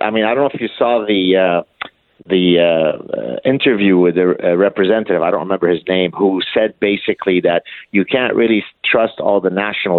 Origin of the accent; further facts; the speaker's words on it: Canada; I'll give you an example of that again as a Canadian who, technically speaking, has, you know, no dog in the fight and so on.